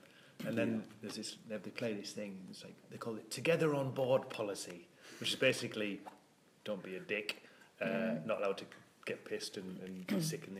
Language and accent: English; North East England, United Kingdom; I said, oh, northeast of England.